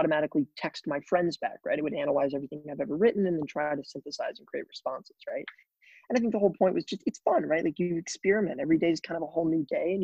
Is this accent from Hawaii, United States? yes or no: no; Springfield, Missouri, United States; I typically tell people that I am from Missouri. So I grew up in a small town in Springfield, Missouri